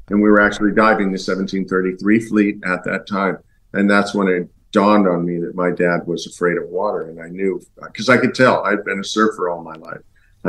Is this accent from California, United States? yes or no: yes; Laguna Beach, California, United States; I grew up in Laguna Beach, California, and I surfed Newport a lot.